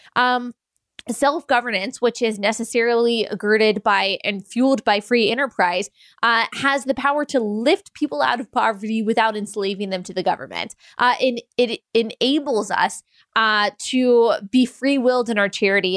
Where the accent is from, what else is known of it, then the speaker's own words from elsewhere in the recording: United States; as an American